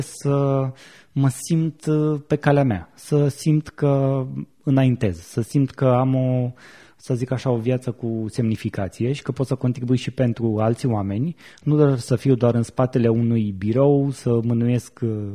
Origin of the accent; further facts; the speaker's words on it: Buzău, Buzău County, Romania; moved away as an adult; now in Bucharest, Romania; eram la Buzău, de unde sunt eu, și anul următor m-am uh, mutat în București